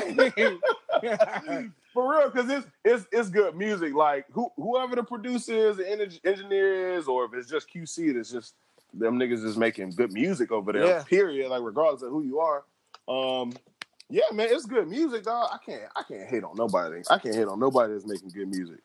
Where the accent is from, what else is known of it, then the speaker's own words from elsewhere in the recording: Miami, Florida, United States; also born or lived in Miramar, Florida; I'm from Miami.